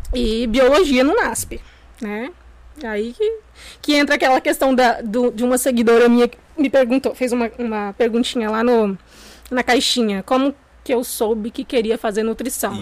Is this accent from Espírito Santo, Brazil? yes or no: yes; São Gabriel da Palha, Espírito Santo, Brazil; also born or lived in São Mateus, Espírito Santo; eu nasci aqui mesmo, né, em São Gabriel